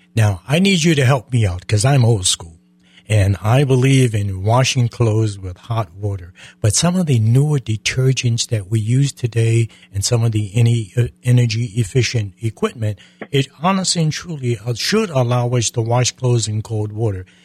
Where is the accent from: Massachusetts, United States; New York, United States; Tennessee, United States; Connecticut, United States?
Connecticut, United States; now in Florida, United States; I'm from Connecticut